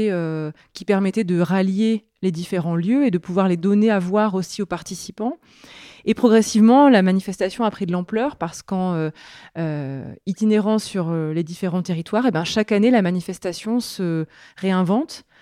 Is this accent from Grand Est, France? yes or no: no; Grenoble, Auvergne-Rhône-Alpes, France; je crois que c'est la Bastille, parce que je suis grenobloise d'origine. J'ai grandi au pied de celle-ci